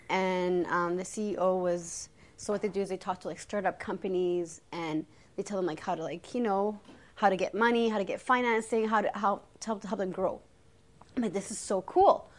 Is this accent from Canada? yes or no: yes; Canada; I was born in Canada.